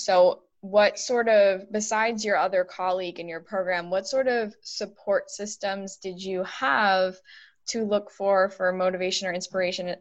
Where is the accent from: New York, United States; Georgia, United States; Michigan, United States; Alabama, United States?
New York, United States; Buffalo; I'm from the Buffalo area